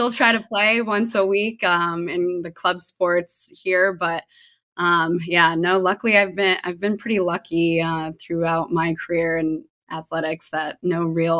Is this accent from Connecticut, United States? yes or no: yes; Connecticut, United States; also born or lived in Meadville; I was born in Pennsylvania, in Meadville, where Allegheny College is. And then my dad got a new job at Fordham University. So we ended up moving to Connecticut. Both my parents are actually from there.